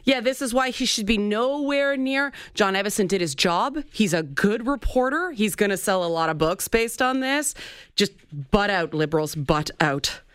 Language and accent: English; Toronto, Ontario, Canada; a black person living where I grew up in the Jane Finch neighborhood